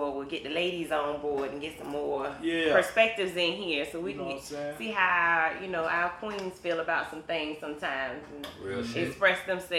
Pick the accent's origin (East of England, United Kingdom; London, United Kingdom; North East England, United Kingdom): East of England, United Kingdom; I am originally from Suffolk.